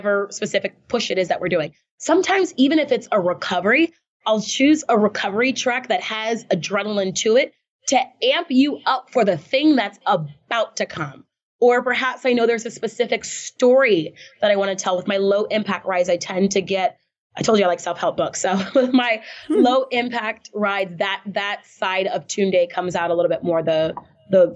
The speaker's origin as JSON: {"language": "English", "region": "Texas", "country": "United States", "tie": "born or raised there", "moved": "as an adult", "said": "I was born in Texas"}